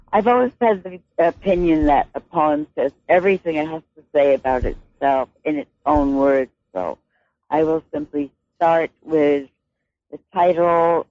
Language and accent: English; United States; now in Victoria, Canada; I'm an American poet